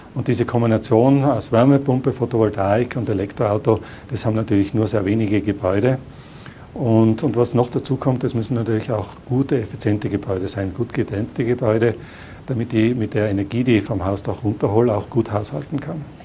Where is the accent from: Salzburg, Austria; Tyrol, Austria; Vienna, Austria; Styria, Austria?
Tyrol, Austria; als Tiroler